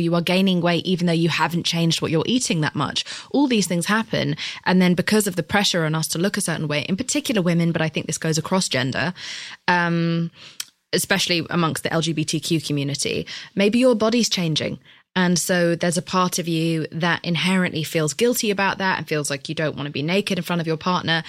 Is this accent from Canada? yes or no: no; United Kingdom; I'm British